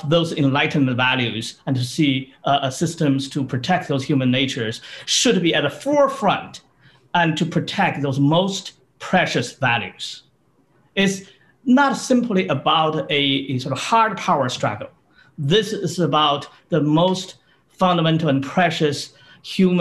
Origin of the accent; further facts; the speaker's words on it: China; moved away as an adult; now in United States; But I was born in China. I grew up in China.